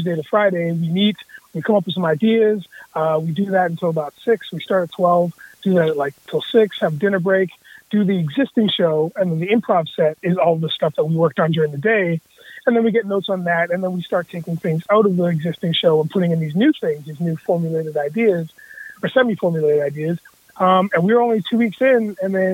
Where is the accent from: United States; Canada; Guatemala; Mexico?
Canada; Cambridge, Ontario; this brother from Cambridge, Ontario